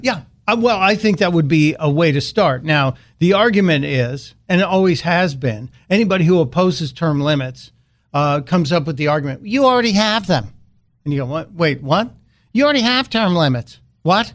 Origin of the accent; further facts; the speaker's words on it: Chicago, Illinois, United States; growing up in Chicago